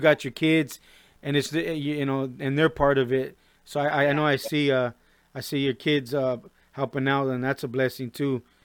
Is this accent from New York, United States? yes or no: no; Norwalk, California, United States; I'm from the Compton side of Norwalk.